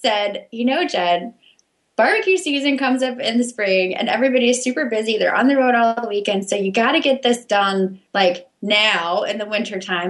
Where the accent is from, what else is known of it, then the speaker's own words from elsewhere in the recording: Memphis, Tennessee, United States; moved away; also born or lived in Missouri / Washington, D.C.; I grew up in Memphis, Tennessee, actually